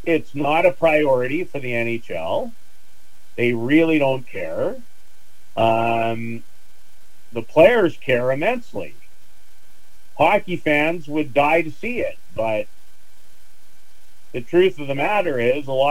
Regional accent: Canada; as a Canadian

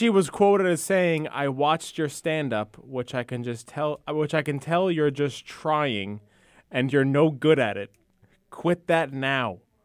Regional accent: North Babylon, New York, United States; I'm at my hometown firehouse, um, North Babylon Fire Department

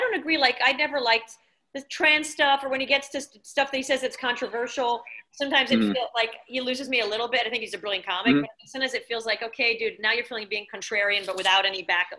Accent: New York, United States; I'm a New Yorker

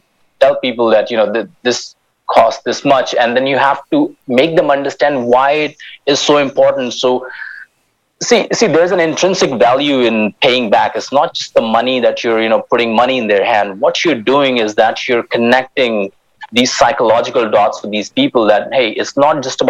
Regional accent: Himalayas, India; we're constructing a library in the Himalayas at around like 2,400 meters, and that's in my hometown

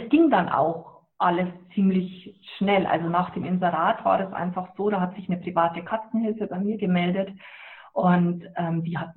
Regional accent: Bavaria, Germany; Ja, ich komme aus Niederbayern und ähm, bei uns ist es, äh, sagt man mal, was der Bauer nicht ist

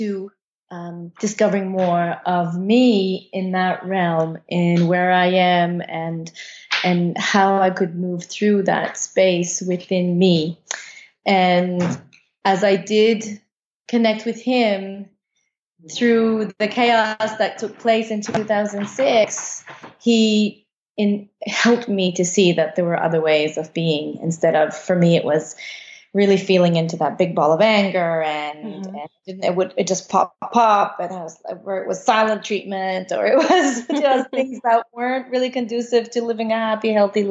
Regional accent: Canada; moved away as an adult; now in Costa Rica; We're originally from Canada.

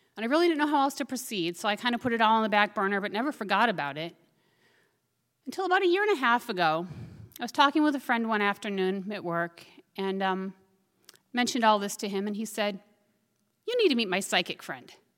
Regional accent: Minnesota, United States; moved away as an adult; also born or lived in Fairbanks, Alaska; Growing up in Minnesota, we'd go out egg and hunting on walks.

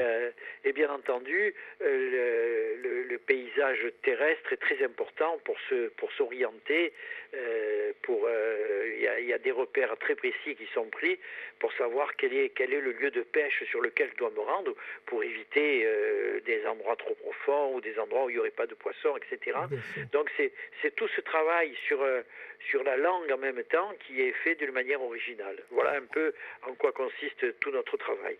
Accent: Taravo valley, Corsica, France; Je suis corse euh, d'un petit village euh, de la moyenne vallée du Taravo

